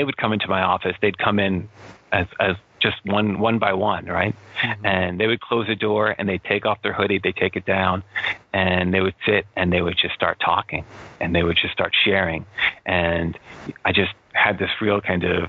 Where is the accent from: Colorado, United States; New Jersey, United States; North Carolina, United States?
New Jersey, United States; Cherry Hill; I grew up in Cherry Hill, which is a suburb, only a couple of minutes from Camden geographically